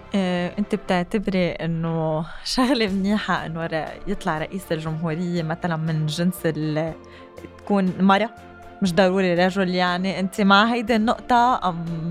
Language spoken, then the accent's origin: Arabic; Lebanon; ونحن كشعب لبناني